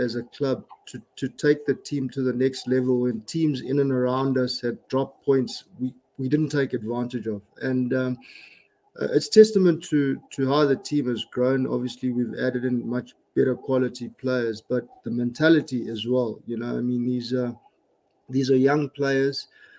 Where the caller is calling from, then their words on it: Pretoria, Gauteng, South Africa; I'm joining you from Pretoria in South Africa, Harry.